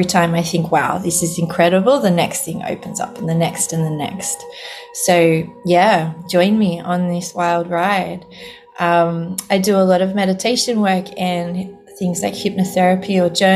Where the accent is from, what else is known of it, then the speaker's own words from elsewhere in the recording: Sydney, New South Wales, Australia; I'm originally from Sydney in Australia